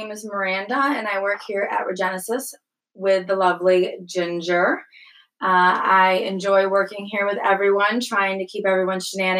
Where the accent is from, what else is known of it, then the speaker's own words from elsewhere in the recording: upstate New York, United States; now in Pittsburgh, United States; I'm from upstate New York.